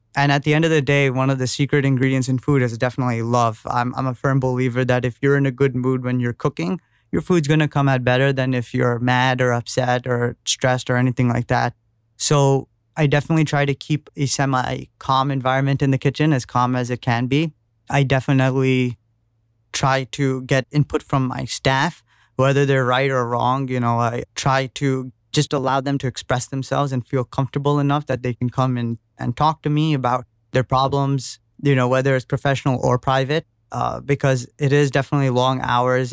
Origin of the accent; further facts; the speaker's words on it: New York City, New York, United States; being born and brought up in New York